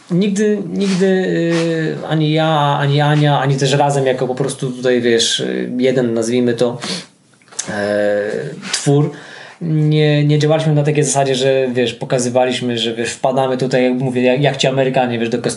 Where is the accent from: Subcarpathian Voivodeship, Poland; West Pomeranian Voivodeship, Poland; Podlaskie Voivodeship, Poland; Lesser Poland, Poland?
Subcarpathian Voivodeship, Poland; Bieszczady; moved away; also born or lived in Kielce / Costa Rica; to stąd pochodzę, pochodzę z Bieszczadów, e, chociaż e, szukaliśmy, mieszkając w Kielcach, szukaliśmy czegoś w okolicach Kielc